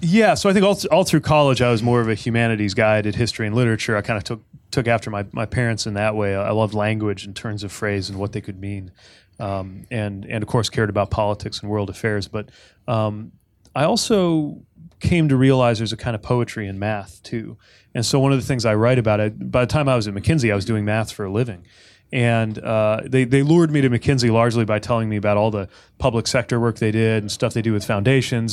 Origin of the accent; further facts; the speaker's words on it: South Bend, Indiana, United States; I grew up in South Bend